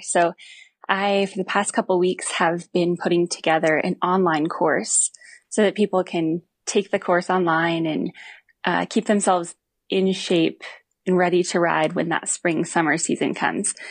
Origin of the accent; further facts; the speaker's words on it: Missoula, Montana, United States; I grew up in Missoula, Montana